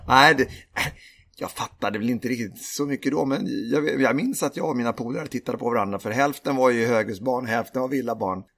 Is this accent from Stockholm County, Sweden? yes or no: yes; Lidingö, Stockholm County, Sweden; Jag är uppvuxen, eh, på Lidingö utanför Stockholm.